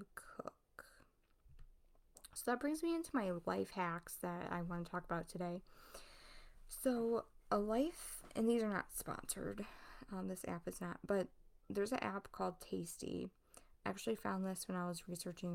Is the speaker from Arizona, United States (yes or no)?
no; Ohio, United States; I was born and raised in Ohio. I still live here